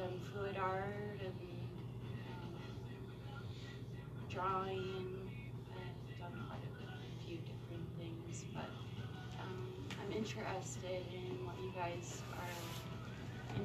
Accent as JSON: {"language": "English", "town": "Sioux Falls", "region": "South Dakota", "country": "United States", "said": "I'm originally from Sioux Falls."}